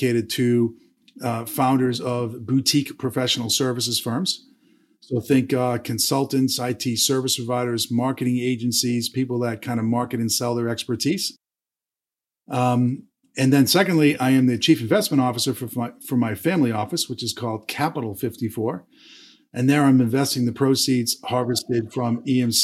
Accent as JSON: {"language": "English", "town": "Boston", "region": "Massachusetts", "country": "United States", "tie": "born or raised there", "also_born_or_lived": "Atlanta, Georgia", "moved": "yes", "said": "I was born and raised in Boston, Massachusetts."}